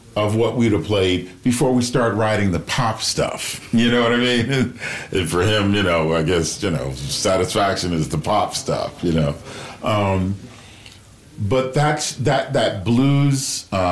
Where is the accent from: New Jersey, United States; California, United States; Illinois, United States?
Illinois, United States; Chicago; now in Los Angeles, United States; I grew up in Chicago